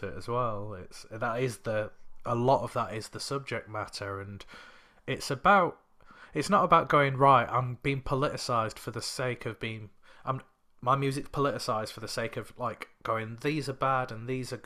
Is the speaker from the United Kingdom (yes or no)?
yes; United Kingdom; growing up in the country as a British citizen, but also a person of colour